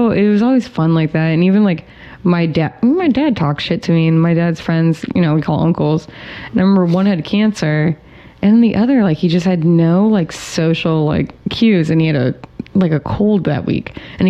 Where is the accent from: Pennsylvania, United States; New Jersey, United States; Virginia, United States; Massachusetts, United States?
Massachusetts, United States; moved away; also born or lived in New York; growing up in Massachusetts